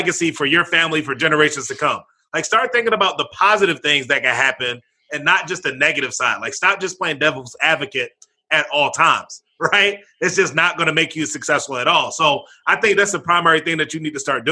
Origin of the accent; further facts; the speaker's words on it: Baltimore, Maryland, United States; I was born and raised out in Baltimore, Maryland